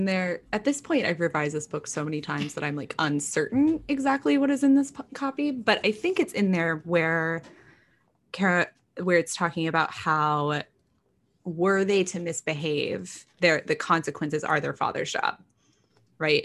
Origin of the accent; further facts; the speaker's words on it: Texas, United States; growing up, I grew up in Texas.